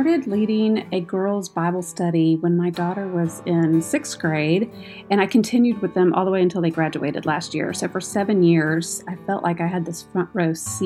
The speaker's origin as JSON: {"language": "English", "town": "Houston", "region": "Texas", "country": "United States", "tie": "born or raised there", "moved": "as an adult", "lives_now": "Oklahoma, United States", "said": "I grew up in Houston, Texas. I was a Texan my whole life until I moved to Oklahoma about 8 years ago"}